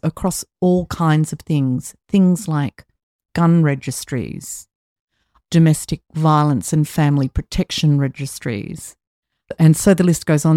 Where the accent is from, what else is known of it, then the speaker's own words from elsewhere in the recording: Australia; in my home country of Australia